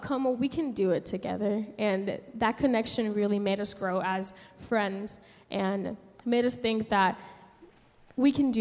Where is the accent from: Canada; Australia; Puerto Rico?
Puerto Rico; San Juan; moved away as an adult; now in United States; I was born and raised in San Juan, Puerto Rico, and I moved to the States here to study here in college